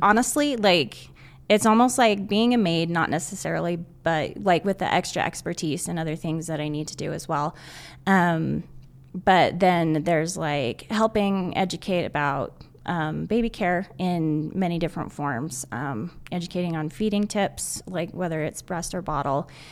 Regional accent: Southern Utah, United States; moved away as an adult; now in Northern Utah, United States; I'm originally from Southern Utah. I moved to Northern Utah to go to school

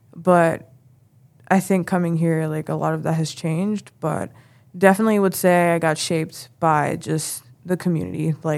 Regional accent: Brooklyn, New York, United States; moved away as an adult; now in Plattsburgh, United States; So I'm from Brooklyn. It's really like a predominantly, where I'm at specifically, is a predominantly like black neighborhood.

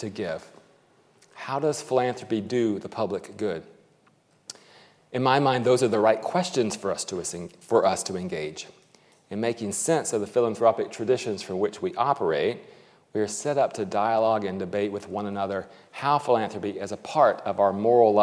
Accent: United States; speaking as an American

